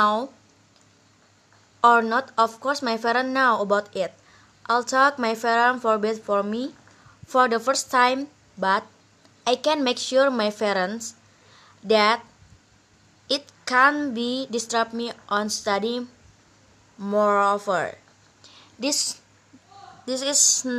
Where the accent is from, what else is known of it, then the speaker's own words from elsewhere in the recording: Sampit, Central Kalimantan, Indonesia; moved away as an adult; now in Banjarmasin, Indonesia; I'm from Sampit.